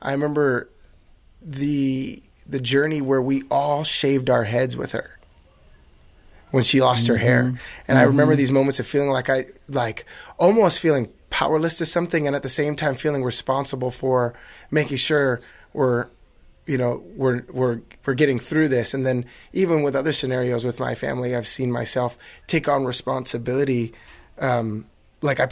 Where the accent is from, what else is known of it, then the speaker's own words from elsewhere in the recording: New Jersey, United States; now in California, United States; growing up in New Jersey